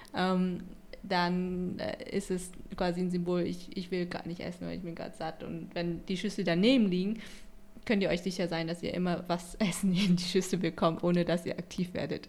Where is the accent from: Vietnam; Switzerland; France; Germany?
Vietnam; Haiphong; moved away; Ich bin auch gar nicht so weit weg von äh, Halong geboren, also ich bin aus Haiphong.